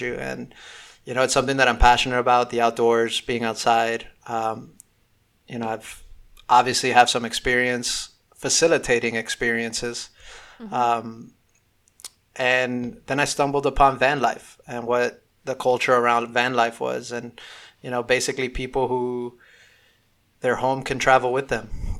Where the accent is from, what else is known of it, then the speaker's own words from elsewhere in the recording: Miami, Florida, United States; growing up in Miami